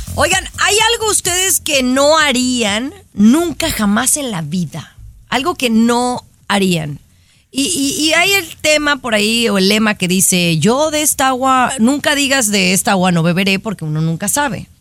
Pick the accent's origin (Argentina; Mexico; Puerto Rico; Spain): Mexico; now in United States; siendo mexicana